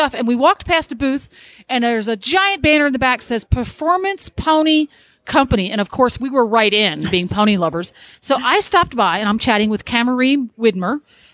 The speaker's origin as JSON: {"language": "English", "region": "England", "country": "United Kingdom", "said": "being an English person"}